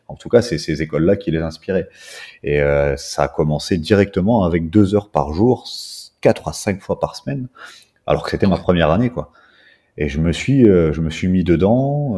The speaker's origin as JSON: {"language": "French", "country": "Belgium", "tie": "born or raised there", "moved": "as an adult", "lives_now": "Réunion, France", "said": "je suis né en Belgique, euh, j'habite depuis 13 ans maintenant sur l'île de la Réunion"}